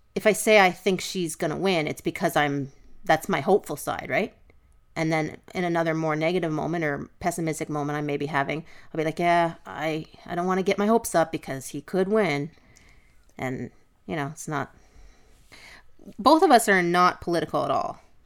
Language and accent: English; Canada; we're Canadian